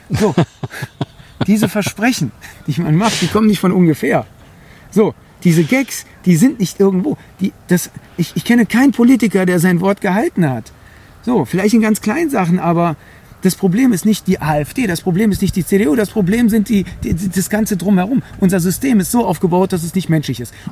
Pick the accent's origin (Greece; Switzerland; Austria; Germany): Greece; So, und ich bin Grieche. Wir haben die Demokratie in Anführungszeichen erfunden.